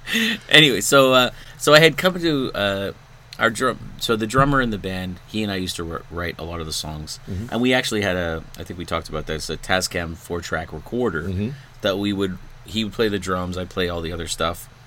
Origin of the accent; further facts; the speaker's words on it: Pickering, Ontario, Canada; also born or lived in Scarborough, Ontario; I was born in Scarborough, Ontario, and then we moved to Pickering